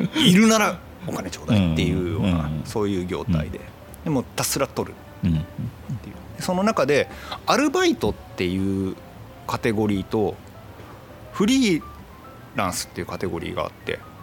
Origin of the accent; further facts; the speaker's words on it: Itoshima, Fukuoka, Japan; 僕もともと出身糸島な